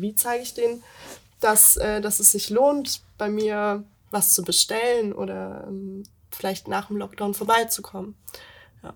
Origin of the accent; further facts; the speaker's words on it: Meersburg, Baden-Württemberg, Germany; moved away as an adult; now in Stuttgart, Germany; ich komme ursprünglich vom Bodensee, aus Meersburg